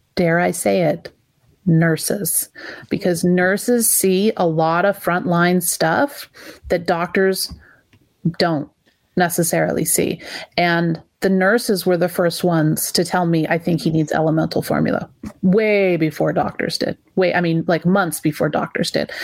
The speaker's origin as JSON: {"language": "English", "region": "California", "country": "United States", "said": "we're California parents. We came from California parents who came from California parents"}